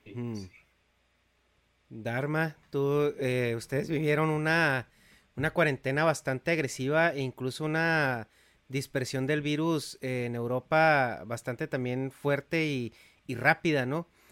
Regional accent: Mexico; yo soy de México, yo crecí en México

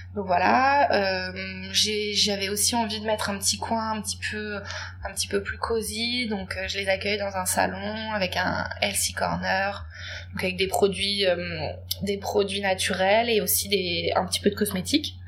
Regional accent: Paris, Île-de-France, France; je viens de Paris, j'habite à Paris

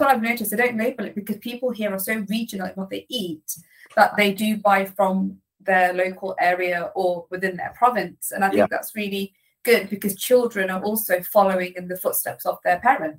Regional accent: Leicester, East Midlands, United Kingdom; also born or lived in south of Spain; now in Spain; I am from the UK, but I have been living away for a very long time. And now I can actually say I'm from Leicester

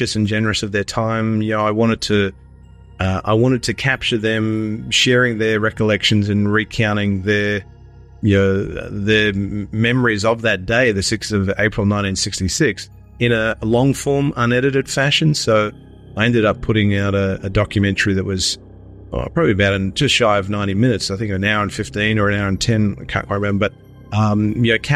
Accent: Sydney, New South Wales, Australia; now in Melbourne, Australia; I'm originally from Sydney, but living in Melbourne

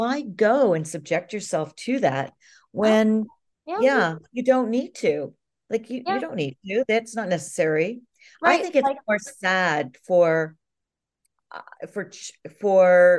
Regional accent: Canada; being a Commonwealther, since I'm Canadian

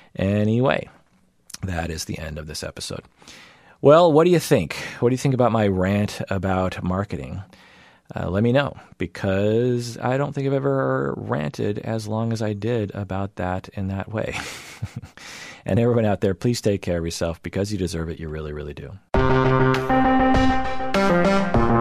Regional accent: Seattle, Washington, United States; I grew up in the Seattle area and in the United States

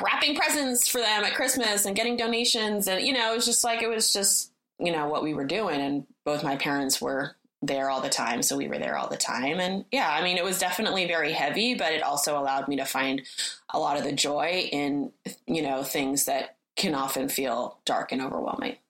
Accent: Berkeley, California, United States; moved away as an adult; also born or lived in Florence, Italy; I grew up in Berkeley, in Berkeley, California, which is, you know, in the Bay Area

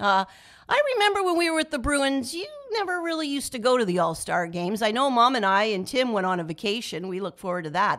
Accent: Kingston, Ontario, Canada; moved away; also born or lived in Toronto; growing up in Kingston

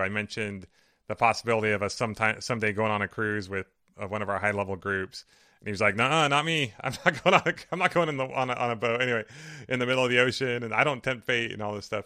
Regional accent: Riverside, California, United States; where my parents live and where I grew up

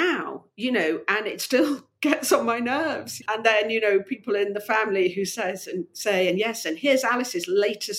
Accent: Gloucestershire, South West England, United Kingdom; moved away; also born or lived in London / Poland; I was brought up in Gloucestershire, and I love Gloucestershire

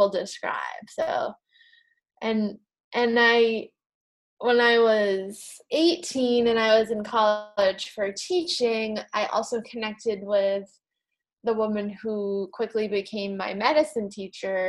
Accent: New England, United States; I grew up in New England in the United States

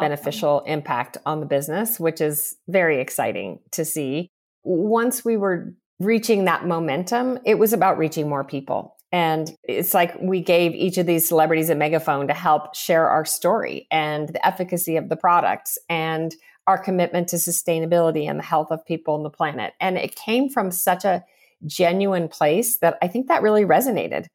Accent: Southern California, United States; growing up in Southern California

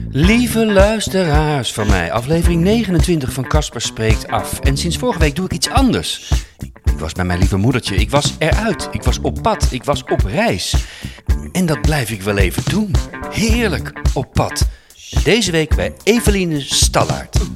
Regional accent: Heeze, North Brabant, Netherlands; moved away; also born or lived in Eindhoven; Oorspronkelijk kom ik uit Hezen.

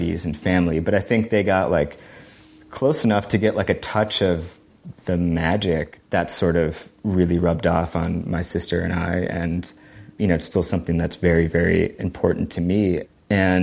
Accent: Chicago, Illinois, United States; I'm from Chicago

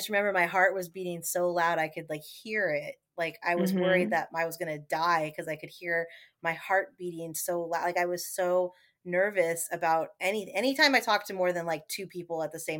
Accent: California, United States; moved away as an adult; also born or lived in New York; now in New Orleans, United States; I grew up in California. I went to school in New York, and I never thought I'd end up in the South.

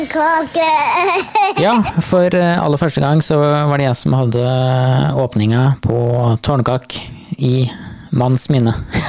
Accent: Andebu, Vestfold, Norway; moved away; i Andebuen i Vestfold, der jeg kommer fra

